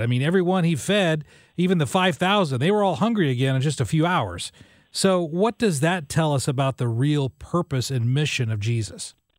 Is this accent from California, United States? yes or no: no; Illinois, United States; moved away; I'm from Illinois